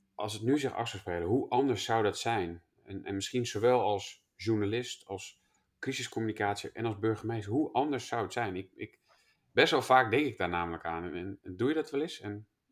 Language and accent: Dutch; Twente, Overijssel, Netherlands; ik kom zelf ook uit Twente